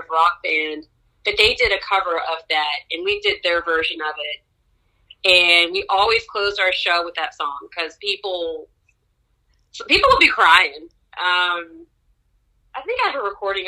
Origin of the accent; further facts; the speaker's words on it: Baltimore, Maryland, United States; also born or lived in Washington, D.C.; I was born at Howard University Hospital. I grew up in Baltimore, attended Baltimore School for the Arts